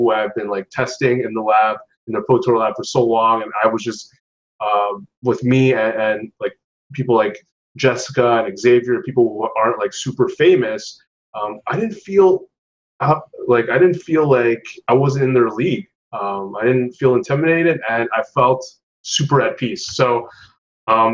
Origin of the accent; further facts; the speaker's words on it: Canada; As a Canadian who lives in Quebec